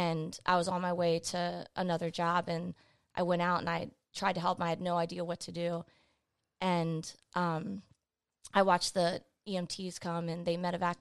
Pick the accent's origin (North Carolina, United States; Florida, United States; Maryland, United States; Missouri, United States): Maryland, United States; Laurel; I'm from PG County.